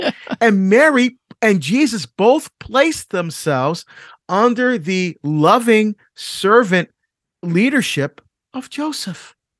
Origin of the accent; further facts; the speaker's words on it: Barbados; now in United States; I was born in Barbados. I'm not African American